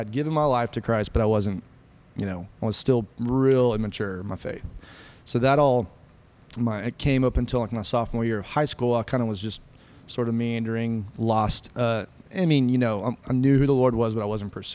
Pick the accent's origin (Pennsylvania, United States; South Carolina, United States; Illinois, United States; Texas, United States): Texas, United States; San Angelo; I'm originally from San Angelo, Texas, born and raised, West Texas